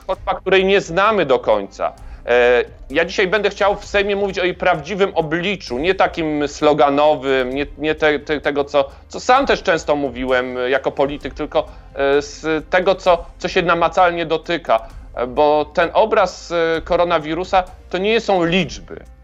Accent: Kraków, Lesser Poland, Poland; razem jesteśmy z Krakowa

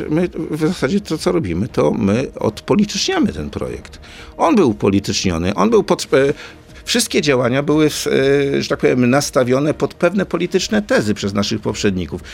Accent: Elbląg, Warmian-Masurian Voivodeship, Poland; Ja jestem z Elbląga

